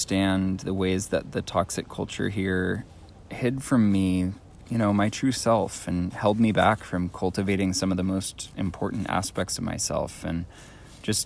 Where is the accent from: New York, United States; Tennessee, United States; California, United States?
California, United States; Fort Bragg; I grew up here on this unceded Pomo and Yuki tribal territory that we currently know as Fort Bragg